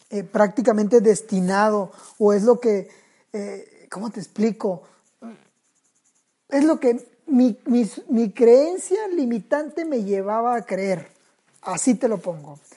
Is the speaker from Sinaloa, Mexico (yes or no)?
yes; Sinaloa, Mexico; also born or lived in Tijuana; porque hasta eso, soy sinaloense. Y Así llego a Tijuana.